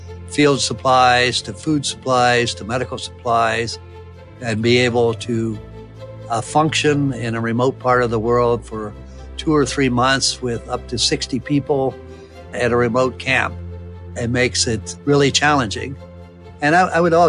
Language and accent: English; West Virginia, United States; moved away as an adult; also born or lived in Ohio; I grew up in West Virginia